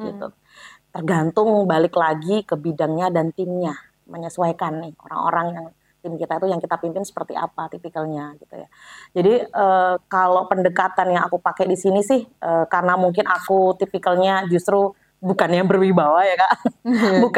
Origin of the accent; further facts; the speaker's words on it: Java, Indonesia; karena kan saya orang Jawa